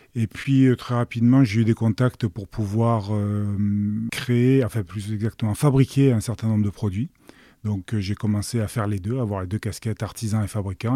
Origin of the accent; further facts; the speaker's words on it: Marseille, Provence-Alpes-Côte d'Azur, France; je suis né à Marseille et j'ai jamais quitté la région